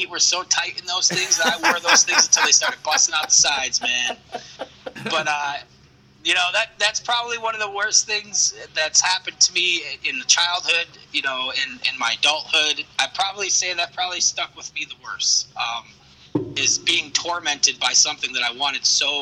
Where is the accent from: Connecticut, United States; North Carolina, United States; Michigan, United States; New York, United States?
New York, United States; I grew up in New York